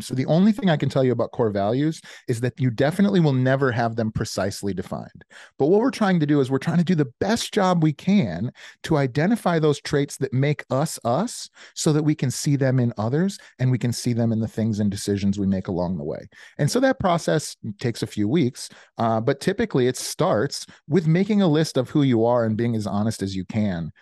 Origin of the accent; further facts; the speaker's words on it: Chicago, Illinois, United States; moved away as an adult; now in Indiana, United States; I'm from Chicago